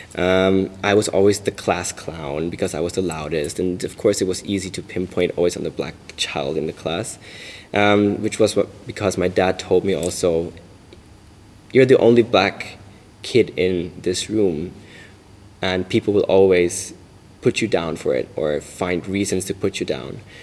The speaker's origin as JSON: {"language": "English", "region": "Bavaria", "country": "Germany", "tie": "born or raised there", "moved": "yes", "lives_now": "Berlin, Germany", "said": "Growing up in Bavaria, um, I was quite restricted"}